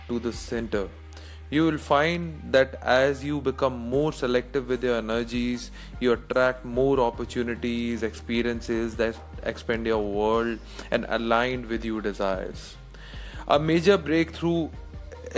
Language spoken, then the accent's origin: English; India; I'm from India